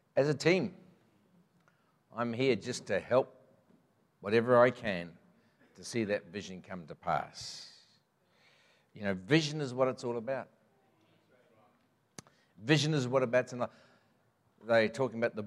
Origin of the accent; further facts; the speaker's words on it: Mangatarato, Northland, New Zealand; also born or lived in Green Lane, Auckland; my roots are in Northland, have been. I was born in Mangatarato, just gets into Northland